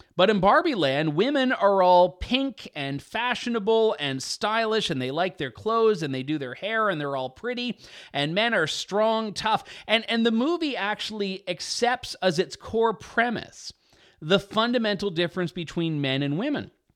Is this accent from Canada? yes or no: yes; Canada; I am his Canadian compatriot